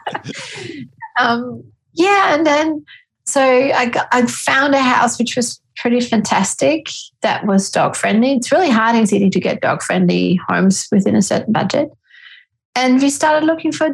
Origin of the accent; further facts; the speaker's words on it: Austria; moved away as an adult; now in Australia; I'm a clinical psychologist and I'm from Austria, and I moved to Australia with my gorgeous husband and family